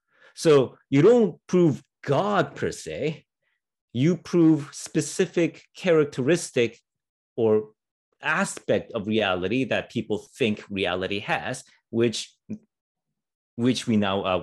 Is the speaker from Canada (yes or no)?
yes; Canada; I'm Canadian.